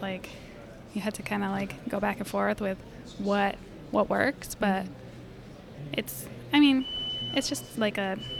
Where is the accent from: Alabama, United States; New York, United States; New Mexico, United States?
New Mexico, United States; Yeah, so I come from New Mexico, and El Paso, Texas was like a 45-minute drive.